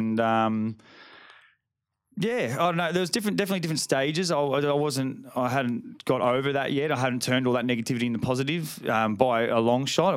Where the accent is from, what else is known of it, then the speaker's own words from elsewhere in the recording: Burleigh Heads, Queensland, Australia; also born or lived in Ferntree Gully, Melbourne, Victoria; I moved up here when I was five.